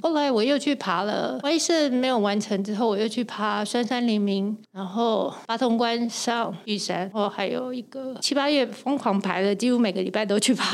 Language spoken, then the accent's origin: Chinese; Taiwan; 加上我一个台湾人